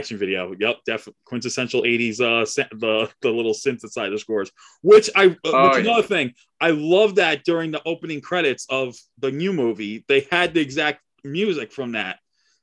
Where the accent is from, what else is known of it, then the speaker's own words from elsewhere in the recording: Westchester County, New York, United States; moved away as an adult; So I'm originally from New York